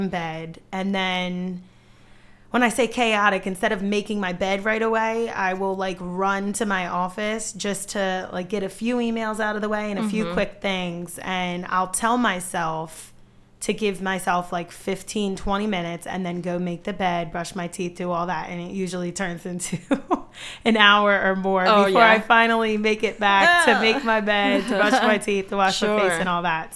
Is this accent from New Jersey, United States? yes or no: yes; New Jersey, United States; moved away as an adult; also born or lived in West Chester, Pennsylvania; now in Bridgeport, United States; I am originally from South Jersey, but I went to college in Westchester, Pennsylvania, and then I moved to PA